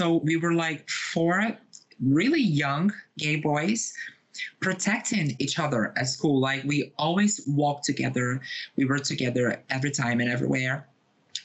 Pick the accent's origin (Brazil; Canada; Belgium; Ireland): Brazil; Rio de Janeiro; moved away as an adult; now in São Paulo, Brazil; I live in Brazil. I was born and raised here. I was born in Rio de Janeiro, which is my birth city, but I live in São Paulo for 7 years now.